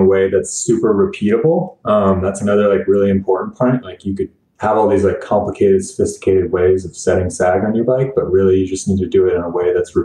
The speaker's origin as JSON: {"language": "English", "town": "Bellingham", "region": "Washington", "country": "United States", "tie": "born or raised there", "also_born_or_lived": "Colorado Springs, Colorado", "moved": "as an adult", "said": "I needed to move back to my hometown of Bellingham, Washington"}